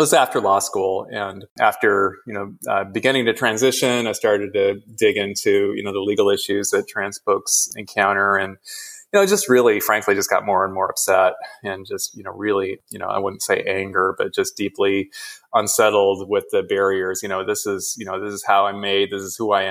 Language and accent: English; Midwest, United States; I grew up in the Midwest